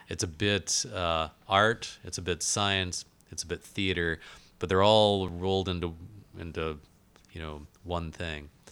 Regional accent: Alaska, United States; I was born in Alaska

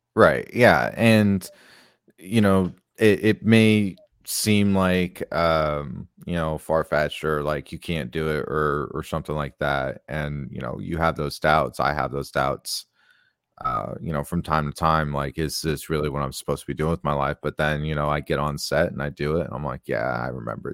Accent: Tucson, Arizona, United States; I grew up in Tucson, Arizona.

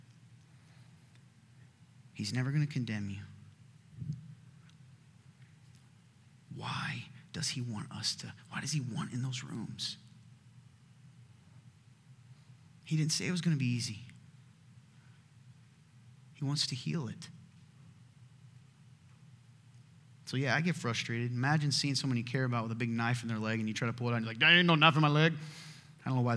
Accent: the South, United States; my family, we're from the South

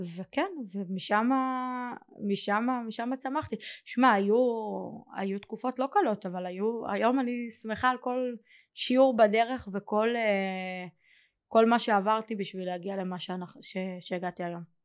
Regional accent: Kiryat Gat, Southern District, Israel; moved away; also born or lived in Modi'in; אני מקריית גת במקור

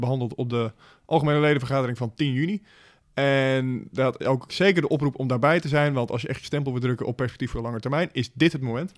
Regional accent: Netherlands; als Nederlanders

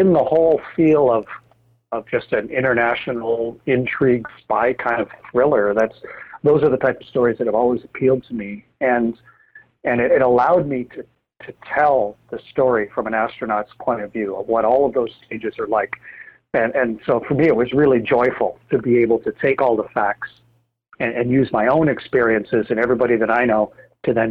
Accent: Canada; having served as a NASA astronaut for 21 years as a Canadian

